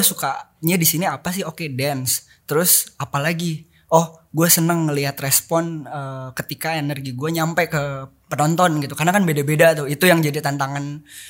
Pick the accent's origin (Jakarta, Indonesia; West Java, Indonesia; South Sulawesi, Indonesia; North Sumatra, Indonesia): West Java, Indonesia; Bandung; gaul di situ SD SMP